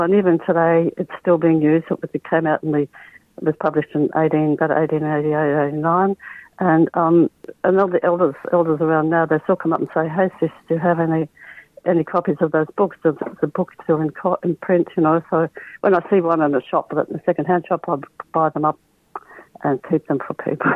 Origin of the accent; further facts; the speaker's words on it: Wollongong, New South Wales, Australia; also born or lived in Queensland; now in Perth, Australia; my dad was a Lutheran pastor in Wollongong, where we where we grew up